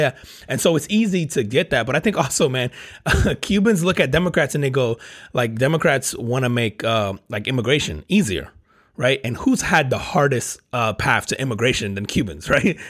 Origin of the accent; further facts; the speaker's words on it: New Jersey, United States; I grew up, I grew up in Jersey